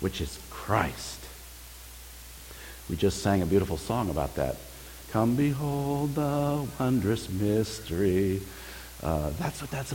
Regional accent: California, United States; As a kid, I grew up in the state of California.

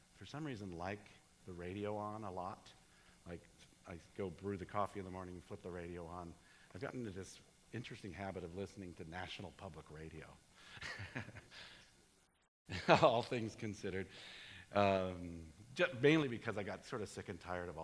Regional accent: United States; I'm an American

